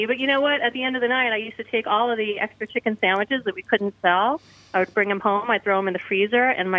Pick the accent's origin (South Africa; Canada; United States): United States; New Jersey; I am from New Jersey.